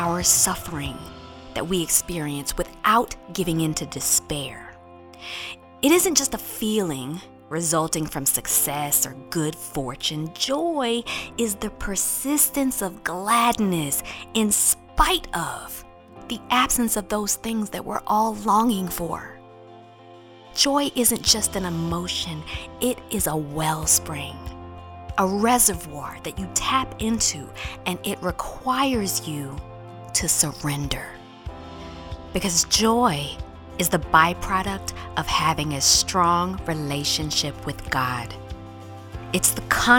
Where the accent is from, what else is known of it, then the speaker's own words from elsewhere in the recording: Warren County, North Carolina, United States; now in New York City, United States; ever since I was a little girl growing up in Warren County, North Carolina